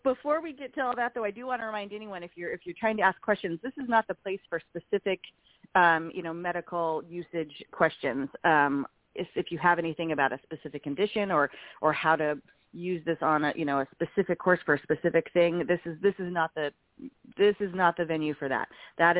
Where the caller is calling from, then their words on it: Portland, Oregon, United States; so this is of course Horse Thursday. Today is Thursday, April 14th, if you can believe it, and I'm calling from the Pacific Northwest, Portland area, and it's freezing today.